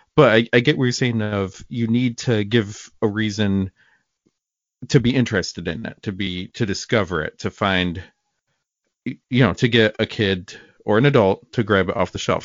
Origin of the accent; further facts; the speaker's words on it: Watertown, New York, United States; I grew up in Watertown, New York